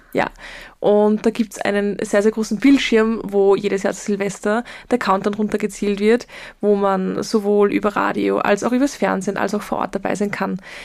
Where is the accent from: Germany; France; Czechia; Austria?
Austria; Linz, Upper Austria; ich komme aus Linz